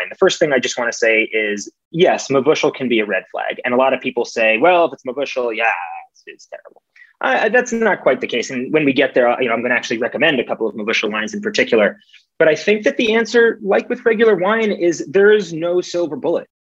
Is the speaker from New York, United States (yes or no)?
yes; New York, United States; at least in New York, I'm, I'm from New York